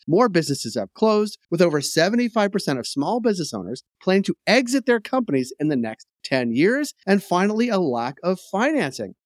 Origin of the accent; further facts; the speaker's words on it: United States; now in Canada; I am American